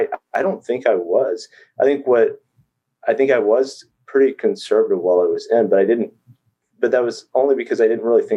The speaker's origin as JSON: {"language": "English", "region": "Texas", "country": "United States", "tie": "born or raised there", "also_born_or_lived": "Virginia", "moved": "as an adult", "said": "So I grew up in Texas."}